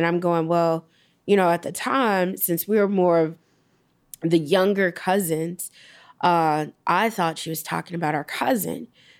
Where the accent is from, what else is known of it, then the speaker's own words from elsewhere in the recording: Gary, Indiana, United States; So growing up, you know, we would always go from Gary to Chicago on the weekends, go in and go see him.